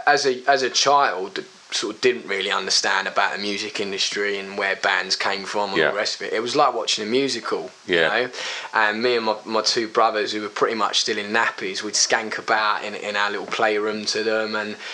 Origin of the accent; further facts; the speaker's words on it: Brentwood, East of England, United Kingdom; always Brentwood, yeah.